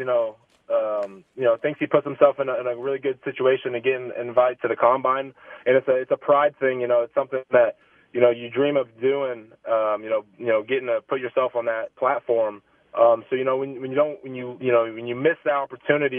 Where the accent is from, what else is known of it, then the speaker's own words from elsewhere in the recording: United States; also born or lived in Altoona, Pennsylvania / Dallas, Texas; I was born in Altoona, but I was only there for a couple years in Pennsylvania, and then was down in Texas for 4 years down in Dallas area, and then been here ever since. So definitely grew up a Chiefs fan